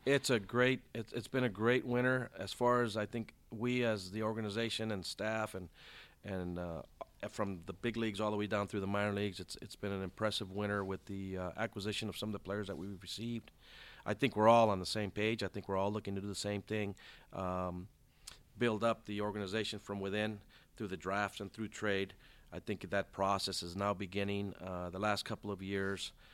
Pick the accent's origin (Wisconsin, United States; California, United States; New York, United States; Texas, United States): California, United States; Compton; also born or lived in South Gate, California; I grew up in Compton, California.